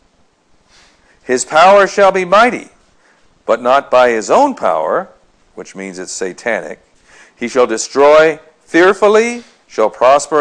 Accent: United States; we being American society

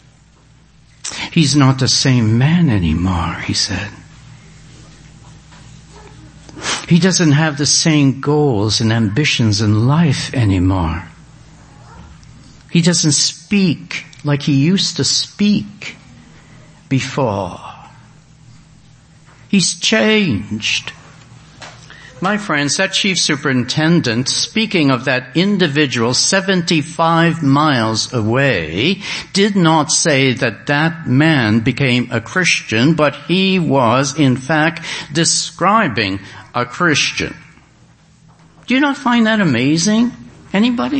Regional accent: Canada; I'm from Canada

